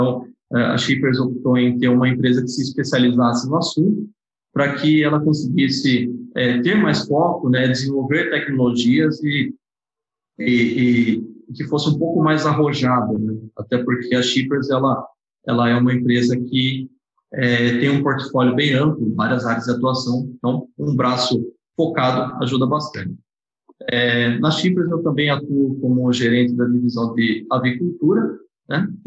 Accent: Amparo, São Paulo, Brazil; now in Bragança Paulista, Brazil; eu sou de Amparo, né, uma cidade do interior de São Paulo. É, mas hoje eu moro numa cidade chamada Bragança Paulista. E eu sou formado na Universidade de São Francisco.

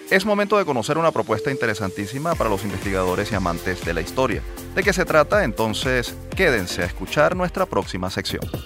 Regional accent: Venezuela; nos sentimos orgullosos como venezolanos

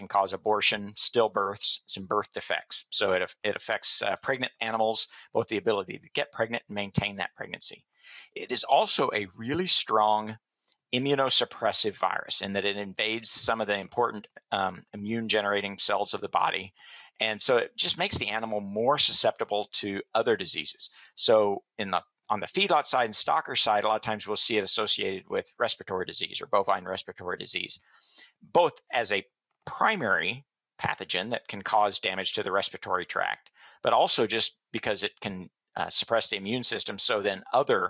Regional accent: Kansas, United States; also born or lived in Illinois / Missouri; I grew up in Kansas and went to Kansas State University

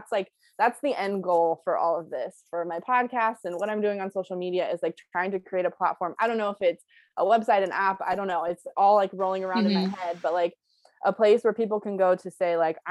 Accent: Bay Area, California, United States; I'm from the Bay Area.

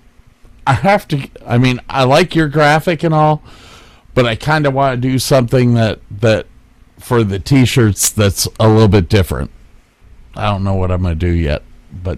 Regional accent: Cleveland, Ohio, United States; I was born in Cleveland

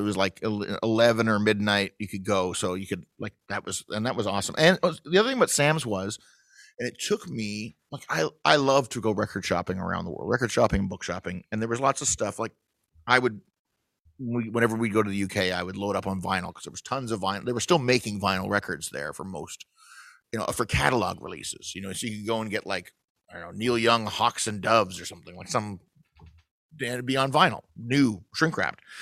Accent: Toronto, Ontario, Canada; I grew up in Scarborough.

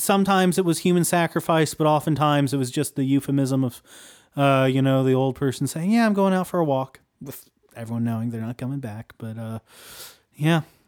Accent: Appalachia, United States; we're, we're from Appalachia

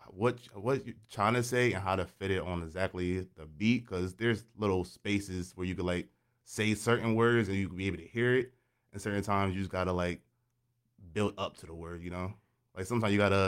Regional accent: Harrisburg, Pennsylvania, United States; also born or lived in New Jersey; I was raised out in Harrisburg.

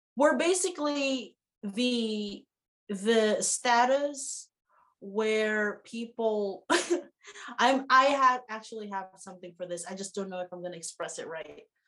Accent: Philippines; now in New Zealand; I, as a Filipino

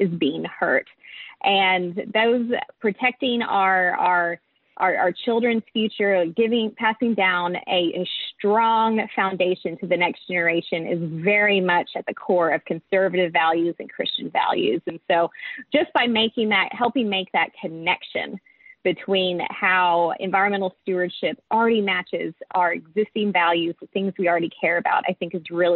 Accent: East Tennessee, United States; also born or lived in Atlanta, Georgia; now in Washington, D.C., United States; I grew up in East Tennessee

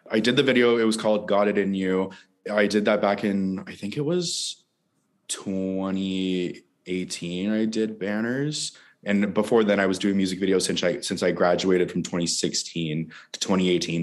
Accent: St. Bernard's, Newfoundland and Labrador, Canada; now in Toronto, Canada; yeah, I grew up in this small, small little town uh, in Newfoundland. It was called St. Bernard's.

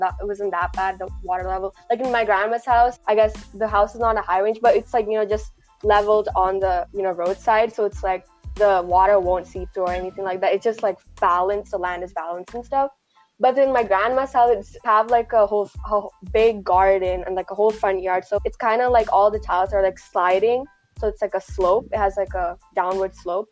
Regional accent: Malayali, Kerala, India; moved away; proud to be, you know, Malayali

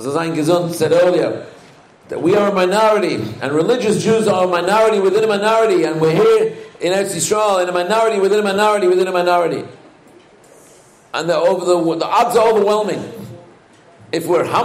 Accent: England, United Kingdom; I was raised in England

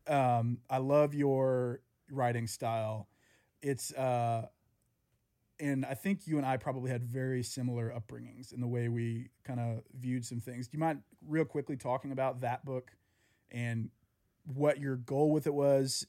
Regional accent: the South, United States; I grew up in the South

